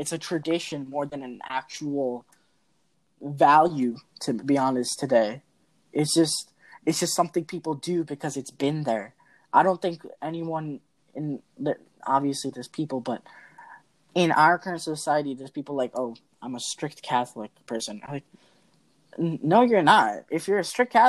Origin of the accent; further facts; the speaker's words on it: India; I'm Indian